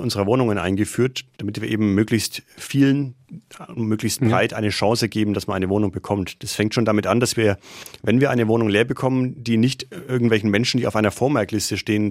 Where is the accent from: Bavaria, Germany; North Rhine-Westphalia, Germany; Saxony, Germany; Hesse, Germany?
Bavaria, Germany; Nuremberg; also born or lived in Krems, Austria; Ich bin ein Nordstadtkind, also ich bin tatsächlich auch in Nürnberg geboren und aufgewachsen